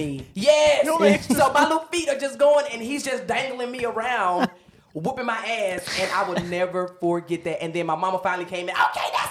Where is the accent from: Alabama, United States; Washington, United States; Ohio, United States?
Alabama, United States; Huntsville; moved away as an adult; also born or lived in Memphis, Tennessee / Arkansas; now in Atlanta, United States; I am originally from Alabama. I played ball there, middle school, high school